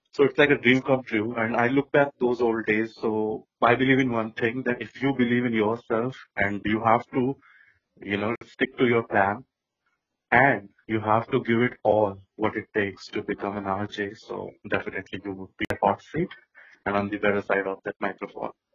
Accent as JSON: {"language": "English", "town": "Dehradun", "region": "Uttarakhand", "country": "India", "tie": "born or raised there", "said": "I am from Dehradun, so we had only one radio channel which is AIR FM Rainbow. So I grew up listening to that radio"}